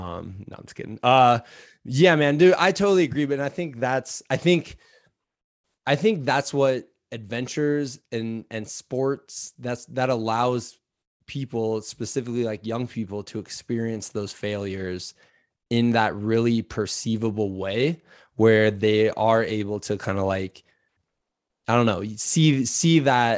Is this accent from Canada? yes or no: yes; Canada; And as a Canadian, I want to apologize to you because it's Canada's northernmost island.